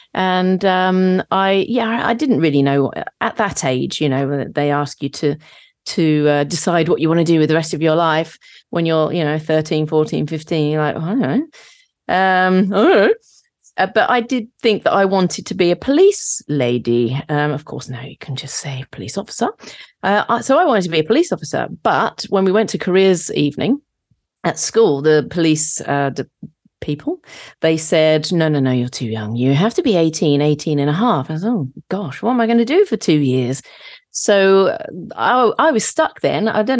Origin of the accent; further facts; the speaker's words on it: St Neots, East of England, United Kingdom; I'm from Cambridgeshire, a place called St. Neots